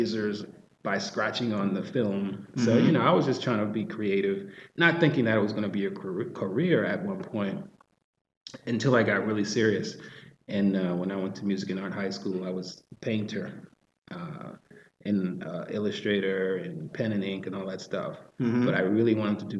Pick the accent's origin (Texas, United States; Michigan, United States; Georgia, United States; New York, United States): New York, United States; New York City; growing up in Harlem